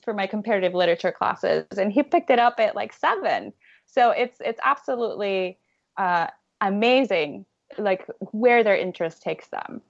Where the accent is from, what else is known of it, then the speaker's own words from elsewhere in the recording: Puerto Rico; I'm from Puerto Rico